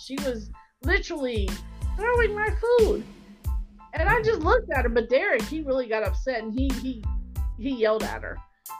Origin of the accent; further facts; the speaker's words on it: Cincinnati, Ohio, United States; I mean, we're Cincinnati kids.